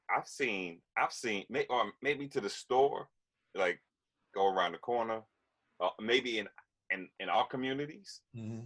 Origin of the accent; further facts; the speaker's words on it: Yonkers, New York, United States; I grew up in Yonkers